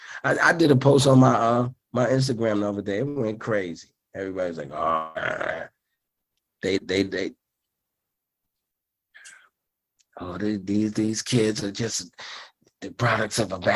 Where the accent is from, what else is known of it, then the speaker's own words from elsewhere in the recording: New York City, New York, United States; I was from Brooklyn